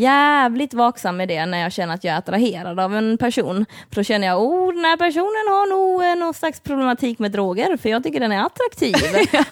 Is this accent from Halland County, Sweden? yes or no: no; Lund, Skåne, Sweden; born or raised there